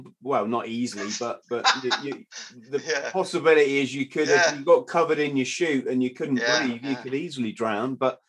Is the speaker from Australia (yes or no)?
no; South of England, United Kingdom; I come from the south, and it's heavily Navy down here.